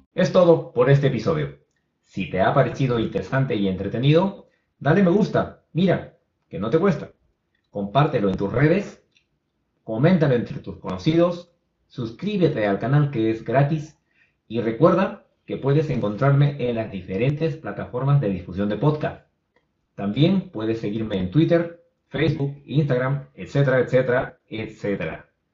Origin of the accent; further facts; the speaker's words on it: Peru; un peruano promedio